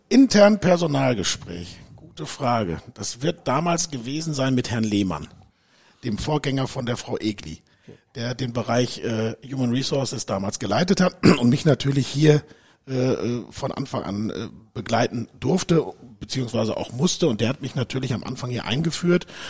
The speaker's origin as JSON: {"language": "German", "town": "Dortmund", "region": "North Rhine-Westphalia", "country": "Germany", "tie": "born or raised there", "also_born_or_lived": "United States", "moved": "as an adult", "said": "ich bin ein Dortmunder Junge, bin geboren in Dortmund"}